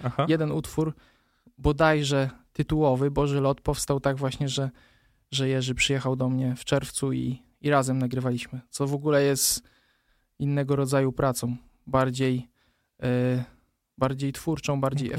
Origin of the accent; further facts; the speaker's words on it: Poland; pochodzę z palotyńskiej parafii Skutna, więc jakby to, że zawsze tam od małego się udzielałem